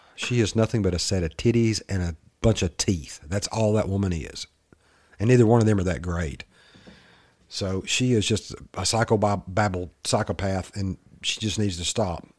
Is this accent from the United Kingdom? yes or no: no; the South, United States; accent: Southern redneck; my little Southern boy, my little redneck accent